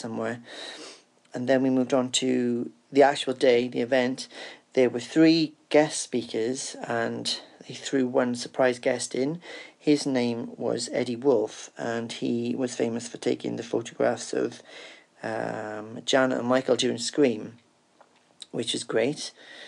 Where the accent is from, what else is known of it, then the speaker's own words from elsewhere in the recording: Cardiff, Wales, United Kingdom; I'm from Cardiff in the UK